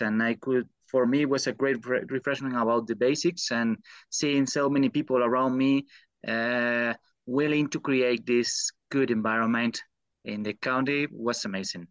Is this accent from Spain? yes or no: yes; Spain; English is a second language; moved away as an adult; now in United States; I come from Spain